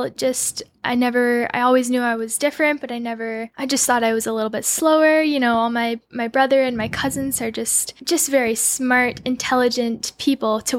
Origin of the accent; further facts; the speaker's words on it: Burlington, Ontario, Canada; Ontario, Burlington.